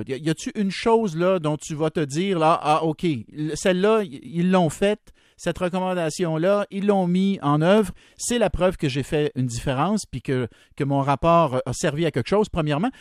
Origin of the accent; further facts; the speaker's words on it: Berthier, Quebec, Canada; je, viens d'un ben petit milieu rural, il n'y avait pas d'aréna, même quand j'ai grandi à Berthier à côté